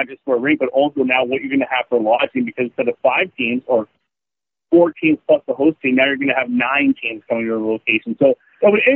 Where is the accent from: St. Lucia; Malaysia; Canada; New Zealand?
Canada; Northern Ontario; I grew up in Northern Ontario